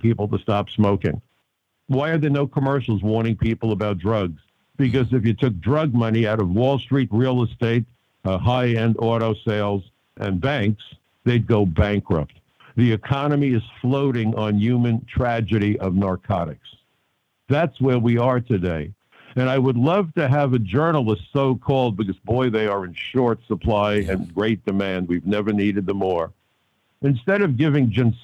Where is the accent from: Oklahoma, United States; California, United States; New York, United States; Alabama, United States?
New York, United States; New York City; I'm a kid from Brooklyn. I even went to Brooklyn College.